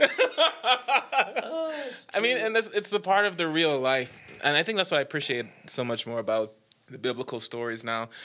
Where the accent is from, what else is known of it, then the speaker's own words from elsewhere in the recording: Nassau, New Providence, Bahamas; moved away as an adult; now in Knoxville, United States; I am from Nassau, the Bahamas. I have lived in Knoxville, Tennessee for ten years now